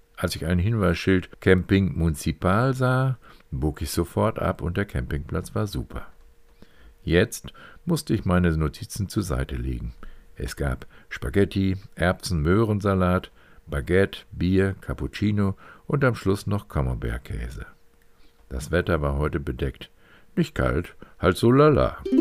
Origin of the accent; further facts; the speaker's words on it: Neuenhaus, Lower Saxony, Germany; Mein Heimatort Neunaus befindet sich in einer Ausbuchtung in die Niederlande nur wenige Kilometer von der deutsch-niederländischen Staatsgrenze entfernt